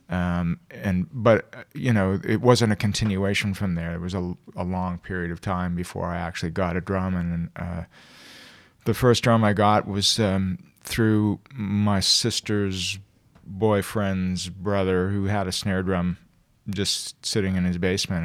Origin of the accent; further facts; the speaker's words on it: Toronto, Ontario, Canada; born and raised here. I never left here